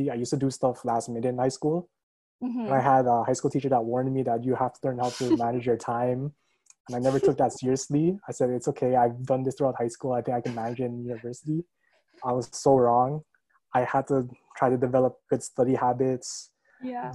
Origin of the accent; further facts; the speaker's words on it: Mississauga, Ontario, Canada; now in Brampton, Canada; I was originally born in Mississauga. I've lived there since I was like 15 years old, and I moved to Brampton, and it's where I currently live